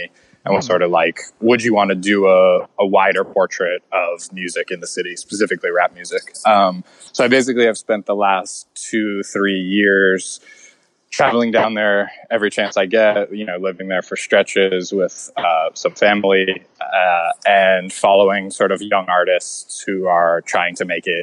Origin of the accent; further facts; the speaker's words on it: Orlando, Florida, United States; moved away; also born or lived in Atlanta; I grew up in Florida. So I grew up in the South